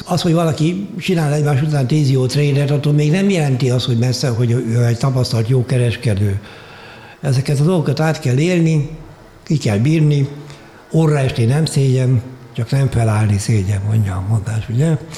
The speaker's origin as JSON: {"language": "Hungarian", "country": "Hungary", "also_born_or_lived": "Vienna, Austria / Germany", "moved": "as an adult", "said": "Bécsből Magyarországra költöztem haza öt évre"}